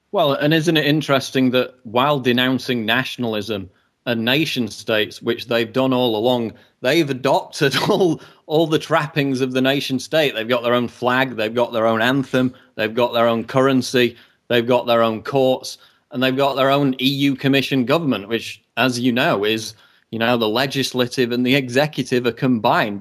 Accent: United Kingdom; as a British citizen

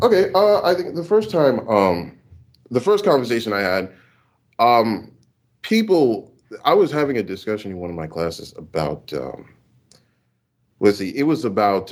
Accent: Houston, Texas, United States; now in Louisiana, United States; I was born in Houston, Texas, but I'm in a university in Louisiana

